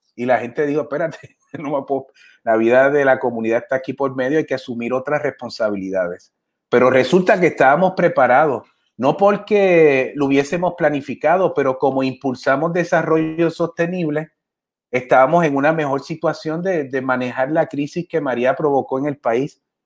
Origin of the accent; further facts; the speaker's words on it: Adjuntas, Puerto Rico; yo crecí en Anjuntas con mis papás